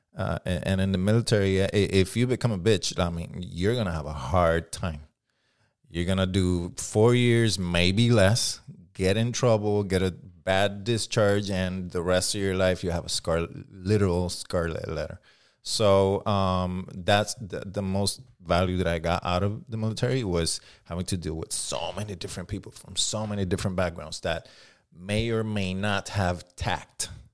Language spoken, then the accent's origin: English; Puerto Rico; accent: Puerto Rican; English is a second language; now in Southern California, United States; when I came over, my, my Puerto Rican accent was fucking heavy